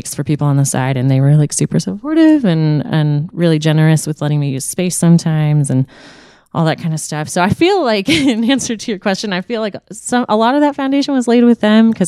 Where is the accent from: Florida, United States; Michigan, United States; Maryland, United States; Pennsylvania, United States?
Maryland, United States; Annapolis; also born or lived in South Carolina; now in Richmond, United States; I grew up in Annapolis, Maryland.